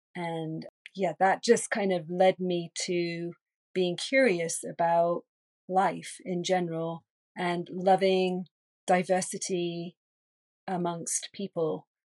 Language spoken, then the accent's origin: English; England, United Kingdom; moved away; also born or lived in London; I'm originally from England, and I was living in London